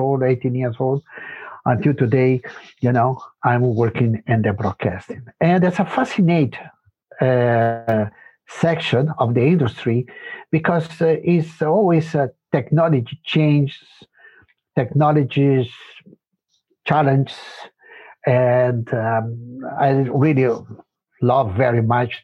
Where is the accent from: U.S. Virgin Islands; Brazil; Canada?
Brazil; English is a second language; also born or lived in Spain; now in Germany; I grew up in Brazil, you know, and my family moved very early there